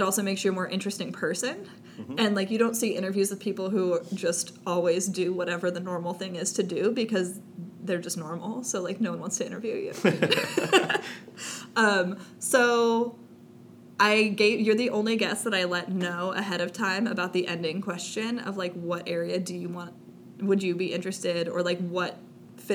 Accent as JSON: {"language": "English", "region": "Southern California", "country": "United States", "tie": "born or raised there", "said": "growing up in Southern California"}